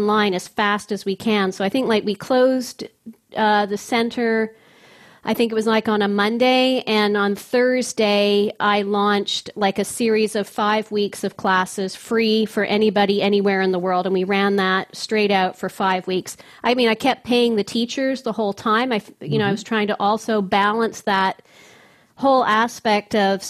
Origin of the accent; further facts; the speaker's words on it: Victoria, British Columbia, Canada; now in Ottawa, Canada; My hometown, too. We're both from the West Coast.